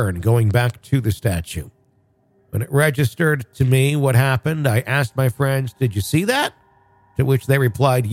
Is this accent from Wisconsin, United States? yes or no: yes; Wisconsin, United States; I grew up in Wisconsin.